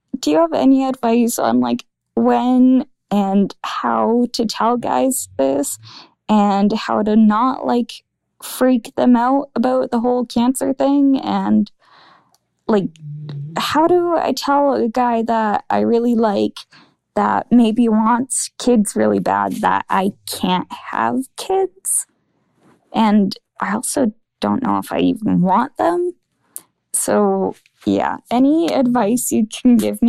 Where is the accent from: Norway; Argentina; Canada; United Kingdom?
Canada; Alberta; I'm from Alberta, Canada